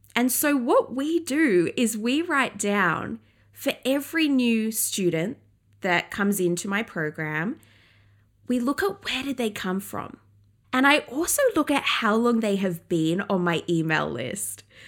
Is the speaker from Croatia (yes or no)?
no; England, United Kingdom; I grew up in England